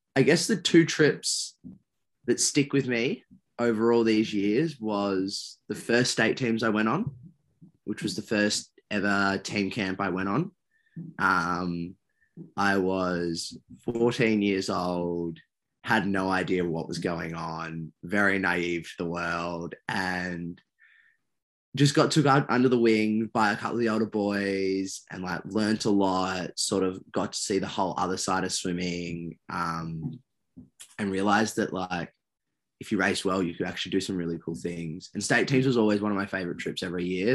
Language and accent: English; Perth, Western Australia, Australia; I was born over in Perth